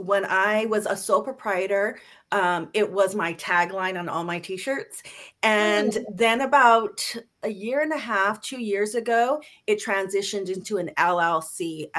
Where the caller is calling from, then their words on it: California, United States; I'm in sunny Southern California.